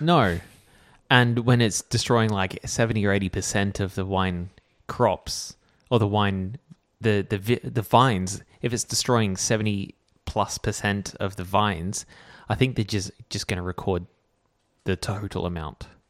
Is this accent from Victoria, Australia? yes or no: no; Canberra, Australian Capital Territory, Australia; growing up in Canberra